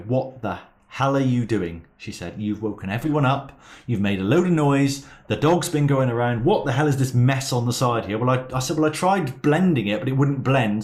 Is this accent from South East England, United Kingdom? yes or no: no; Plymouth, South West England, United Kingdom; I'm, I'm from Plymouth